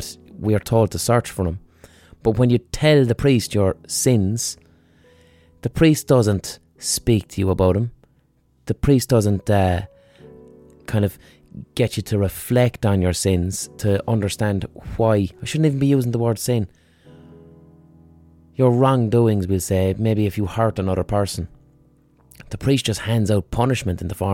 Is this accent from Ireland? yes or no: yes; Ireland; we as Irish people